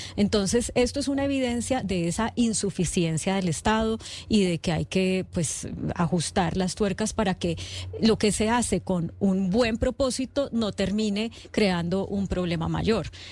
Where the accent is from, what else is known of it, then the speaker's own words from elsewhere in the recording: Colombia; como colombianos